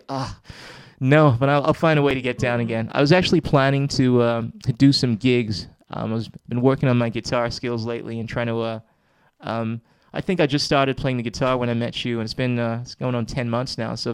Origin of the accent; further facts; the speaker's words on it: Ghana; I come from Ghana, West Africa